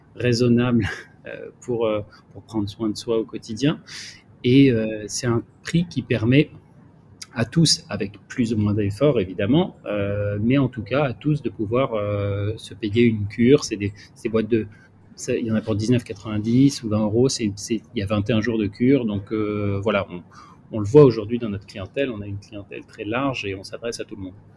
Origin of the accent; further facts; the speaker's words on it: Marseille, Provence-Alpes-Côte d'Azur, France; je suis marseillais et je suis bien à Marseille